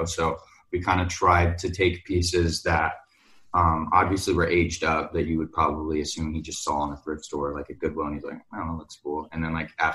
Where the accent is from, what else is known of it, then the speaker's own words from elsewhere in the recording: Orlando, Florida, United States; I grew up in Orlando